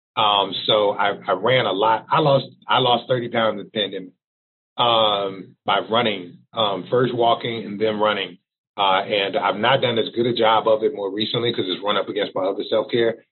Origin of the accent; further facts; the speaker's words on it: Texas, United States; moved away; also born or lived in Missouri; I'm originally from Texas